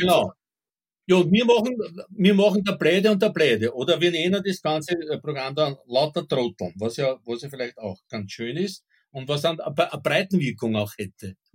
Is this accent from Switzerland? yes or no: no; Southern Burgenland, Austria; ich kann mich als Kind noch erinnern an so Dorfschandamen im, im Südburgenland